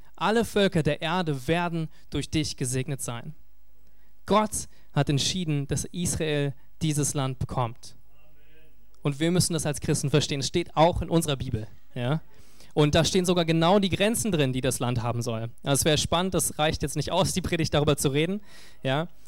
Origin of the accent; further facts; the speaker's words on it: Berlin, Germany; als Berliner